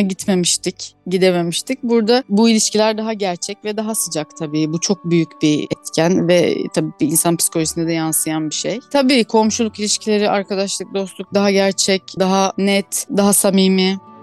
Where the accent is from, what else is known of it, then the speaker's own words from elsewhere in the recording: Ardeşen, Rize Province, Turkey; moved away as an adult; also born or lived in Muğla / Marmaris / Alaçatı / İzmir; 1983 yılında Rize'de doğdum ben. Rize'nin Ardeşen ilçesinde küçücük bir köyde dünyaya geldim.